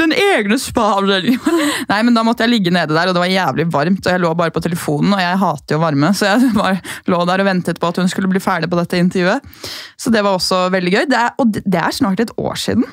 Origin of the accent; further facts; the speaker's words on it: Gol, Buskerud, Norway; now in Oslo, Norway; Hjemme på Gol så er det mye tørre luft